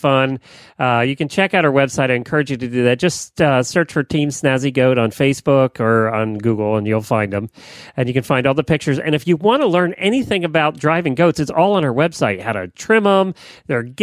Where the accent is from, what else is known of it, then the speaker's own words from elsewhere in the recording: Pennsylvania, United States; I grew up in Pennsylvania